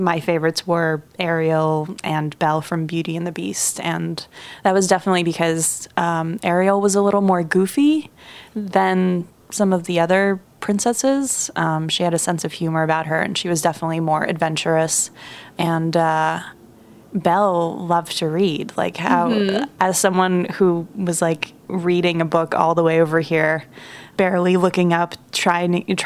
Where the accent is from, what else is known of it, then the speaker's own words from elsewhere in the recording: Russia; moved away; I grew up in Russia